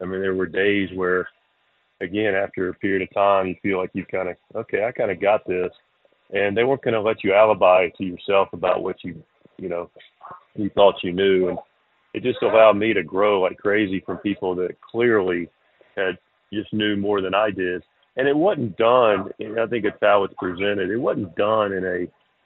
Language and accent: English; Charlotte, North Carolina, United States; now in Eastern North Carolina, United States; I grew up in Charlotte without a real love for country music at all, and now I'm in Eastern North Carolina